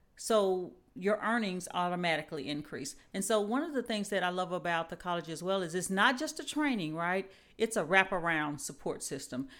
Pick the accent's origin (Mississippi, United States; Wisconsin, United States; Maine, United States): Mississippi, United States; now in Huntsville, United States; I am originally from Mississippi